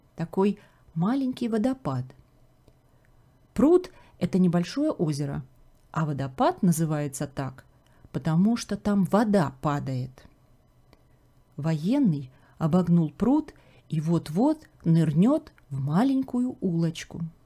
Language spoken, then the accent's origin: Russian; Kharkiv, Kharkiv Oblast, Ukraine; moved away as an adult; now in Canada; город Харьков. Это мой родной город